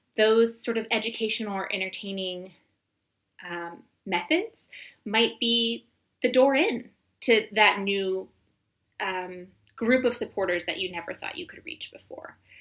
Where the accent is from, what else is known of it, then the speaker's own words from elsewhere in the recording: United States; moved away as an adult; also born or lived in Senegal; we um, sort of ended up in my hometown